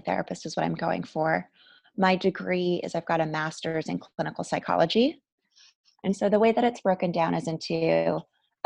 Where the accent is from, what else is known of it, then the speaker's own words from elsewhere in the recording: Canada; moved away as an adult; I'm also Canadian, so I had to go through my immigration process when I got married